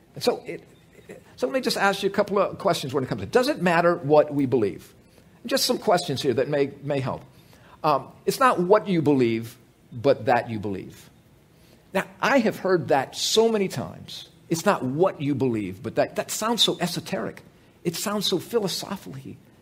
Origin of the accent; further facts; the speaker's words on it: United States; I grew up in America too